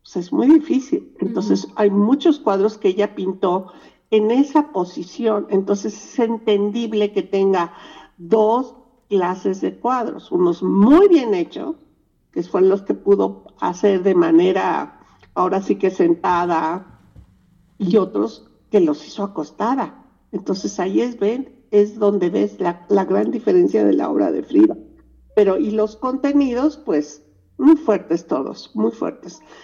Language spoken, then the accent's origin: Spanish; Mexico; Nosotros somos mexicanas